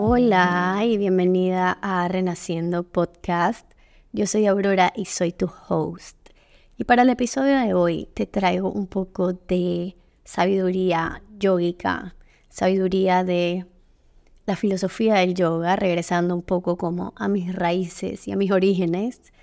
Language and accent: Spanish; Panama; aquí en mi país, en Panamá